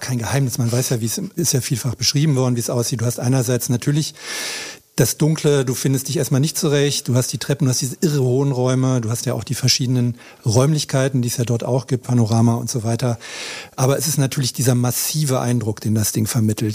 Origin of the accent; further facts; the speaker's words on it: Berlin, Germany; ich bin ja auch Berliner